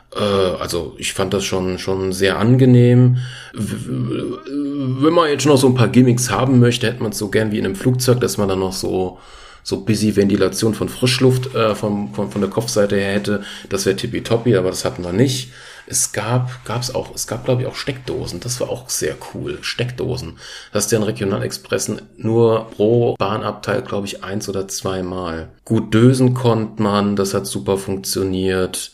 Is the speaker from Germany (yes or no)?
yes; Frankfurt, Hesse, Germany; Ich bin ja Frankfurter quasi oder grob geschätzt, komme ja aus der Gegend.